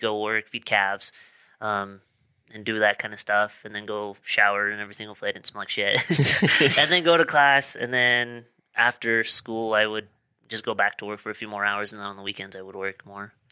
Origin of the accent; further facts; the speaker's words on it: Marsh Valley, Idaho, United States; also born or lived in Pocatello, Idaho; I was born in Pocatello, but I, I currently live in Pocatello, but I grew up in Marsh Valley